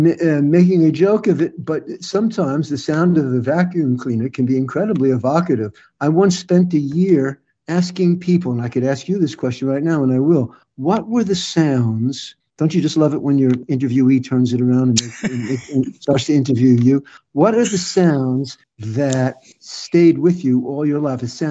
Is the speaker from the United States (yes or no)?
yes; New York, United States; I hail from New York. I grew up in New York, and my wife and I currently live in mid-state New York